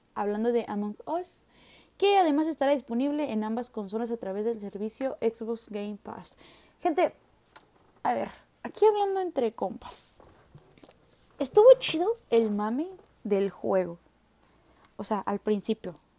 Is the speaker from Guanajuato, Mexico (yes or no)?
no; Nuevo León, Mexico; soy de Nuevo León